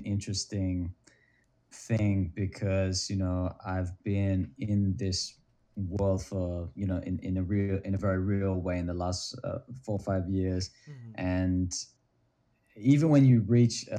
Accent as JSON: {"language": "English", "country": "Australia", "moved": "as an adult", "lives_now": "Los Angeles, United States", "said": "I'm originally from Australia, but I've been in LA for 10 years now"}